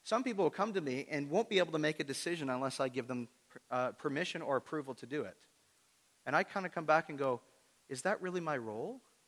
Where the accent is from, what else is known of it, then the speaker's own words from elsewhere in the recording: Toronto, Ontario, Canada; And the interesting thing about Kingston is when I come from the Toronto area, people that are disconnected from church in the Toronto area